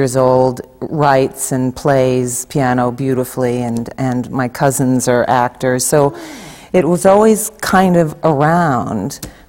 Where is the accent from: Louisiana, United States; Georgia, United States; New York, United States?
New York, United States; New York City; also born or lived in Staten Island / Manhattan; I grew up in Brooklyn, and then we moved to Staten Island when I was 15, and then when I graduated college, I moved into Manhattan.